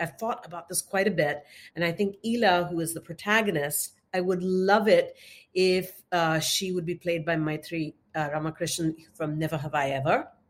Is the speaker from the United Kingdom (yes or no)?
no; India; I'm from India